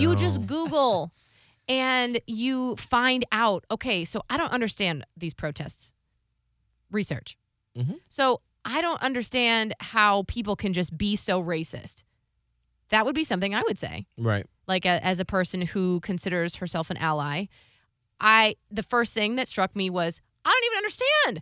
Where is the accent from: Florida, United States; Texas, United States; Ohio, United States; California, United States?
Ohio, United States; I grew up in in Ohio